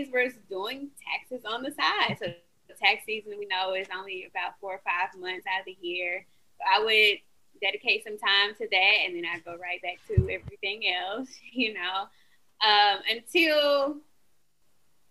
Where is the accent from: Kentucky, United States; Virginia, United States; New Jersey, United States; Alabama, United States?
Alabama, United States; accent: southern; I am from Alabama. I know y'all say y'all can hear the southern.